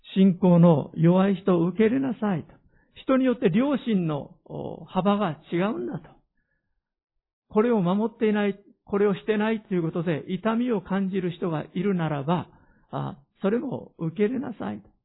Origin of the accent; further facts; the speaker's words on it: Hiroshima, Japan; 私の生まれ育った広島の田舎の家